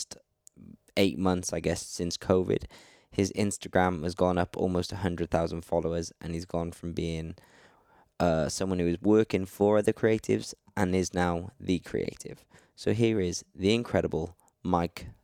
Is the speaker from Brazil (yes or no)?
no; Wales, United Kingdom; also born or lived in North Hollywood, Los Angeles; now in England; I'm from Wales originally, but I'm living in England